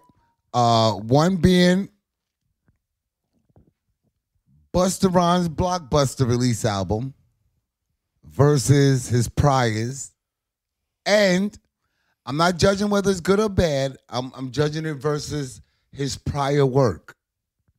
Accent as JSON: {"language": "English", "region": "New York", "country": "United States", "also_born_or_lived": "Ohio", "moved": "as an adult", "said": "I'm from New York. I went out to Ohio"}